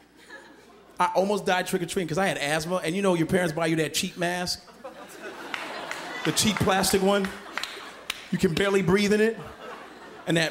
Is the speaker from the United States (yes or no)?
yes; Chicago, Illinois, United States; also born or lived in Nebraska; I'm from Chicago